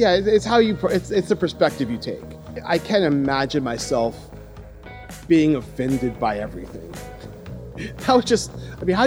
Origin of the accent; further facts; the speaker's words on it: Los Angeles, California, United States; moved away as an adult; also born or lived in Ohio; now in Taiwan; I'm from Los Angeles